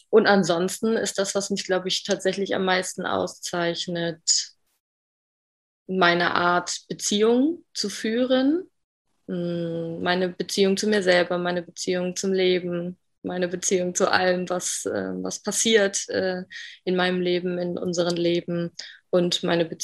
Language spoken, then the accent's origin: German; Bremen, Germany; ich bin 27 Jahre alt noch. Mm, ich komme aus Bremi, aus Bremen im Norden von Deutschland.